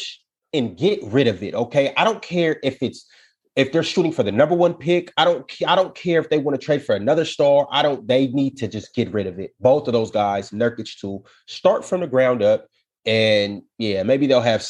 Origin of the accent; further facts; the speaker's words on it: Seattle, Washington, United States; also born or lived in Portland; I'm from Seattle